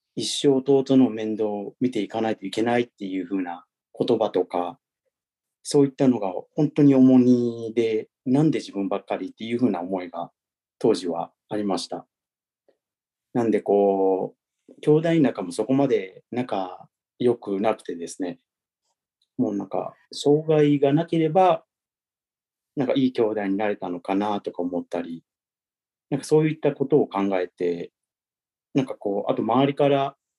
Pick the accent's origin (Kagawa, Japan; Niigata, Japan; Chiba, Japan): Kagawa, Japan; first language Japanese; moved away as an adult; also born or lived in Tokyo / New York / Cincinnati, Ohio; now in Nagano, Japan; 僕は香川県の出身で、讃岐うどんで有名な香川県の出身です